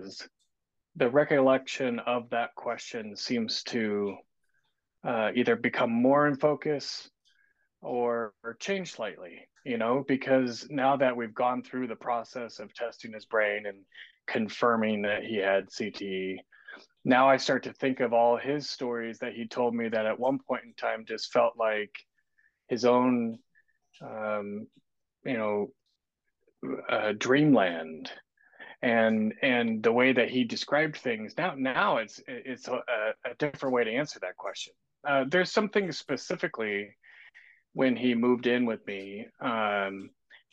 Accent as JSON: {"language": "English", "town": "Kansas City", "country": "United States", "tie": "born or raised there", "moved": "as an adult", "lives_now": "Southwest Washington, United States", "said": "I grew up in Kansas City on the same house on the same street my whole life with my brother"}